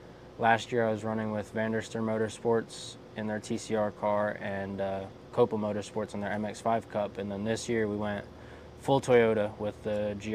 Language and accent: English; Florida, United States